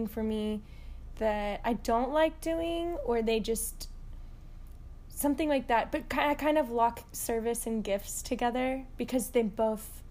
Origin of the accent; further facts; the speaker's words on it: Arlington, Texas, United States; I grew up in Arlington, Texas, the real A-town